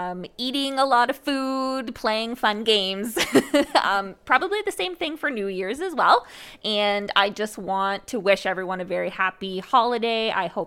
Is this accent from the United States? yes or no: no; Canada; I am from Canada.